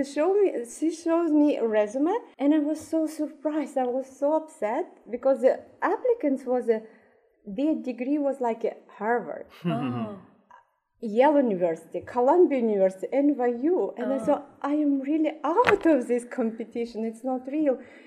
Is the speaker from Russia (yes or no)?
yes; Russia; moved away as an adult; now in United States; I'm an immigrant from Russia. I came to United States in 2014